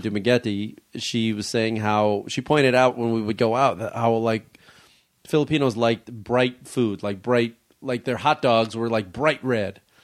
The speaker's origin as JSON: {"language": "English", "town": "Chicago", "region": "Illinois", "country": "United States", "tie": "born or raised there", "moved": "yes", "said": "My hometown"}